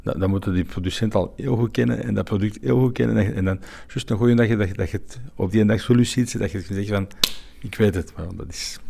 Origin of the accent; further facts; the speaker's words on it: Belgium; wij zijn Belgen